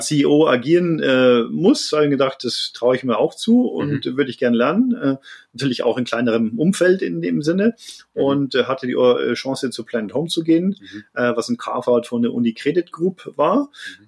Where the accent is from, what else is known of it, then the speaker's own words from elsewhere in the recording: Landshut, Bavaria, Germany; ich bin äh, aufgewachsen in Landshut, äh, im Herzen Niederbayerns